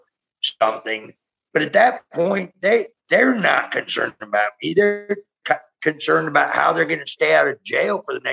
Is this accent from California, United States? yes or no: yes; San Francisco, California, United States; moved away as an adult; also born or lived in Key West, Florida; that's my hometown